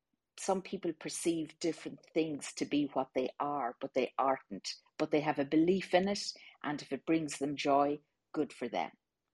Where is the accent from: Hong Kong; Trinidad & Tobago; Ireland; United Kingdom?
Ireland; Well, I am Irish